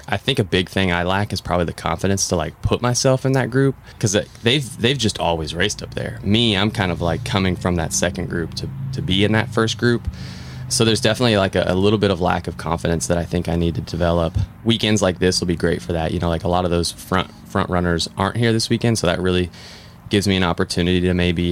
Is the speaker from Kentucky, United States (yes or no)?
yes; Louisville, Kentucky, United States; also born or lived in Indianapolis, Indiana; from Louisville, Kentucky